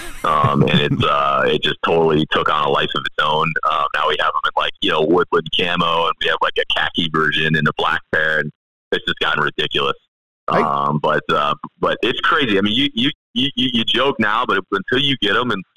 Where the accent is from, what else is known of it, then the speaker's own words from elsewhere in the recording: United States; I'm as American as they come